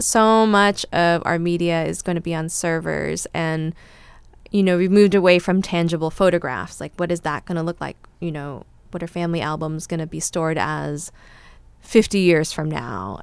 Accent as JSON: {"language": "English", "region": "California", "country": "United States", "tie": "born or raised there", "said": "I grew up here in California and I'm American"}